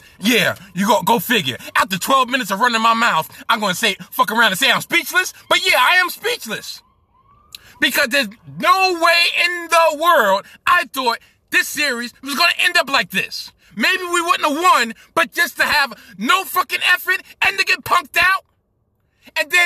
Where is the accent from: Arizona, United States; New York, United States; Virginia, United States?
New York, United States; New York City; I'm a Brooklynite, born and raised in Brooklyn